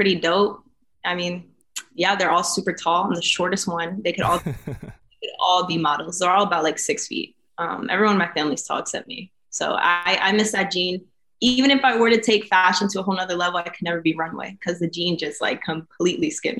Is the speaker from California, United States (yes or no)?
no; New York, United States; also born or lived in Florida / Arizona; now in Los Angeles, United States; From New York originally, born and raised there a little bit. Moved to Florida, moved to Arizona. Now I'm here